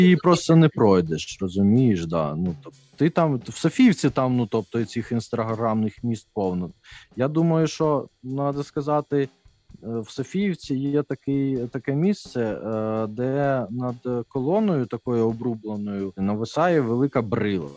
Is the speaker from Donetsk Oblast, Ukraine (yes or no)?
no; Uman, Cherkasy Oblast, Ukraine; born or raised there; moved away